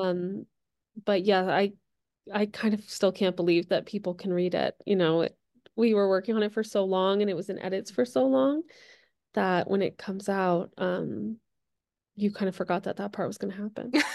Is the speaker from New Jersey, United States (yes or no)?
yes; New Jersey, United States; now in Los Angeles, United States; I grew up in New Jersey